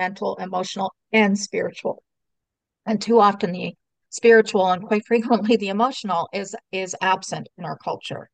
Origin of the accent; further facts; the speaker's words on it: Canada; I was born here in Canada, so I'm first generation Canadian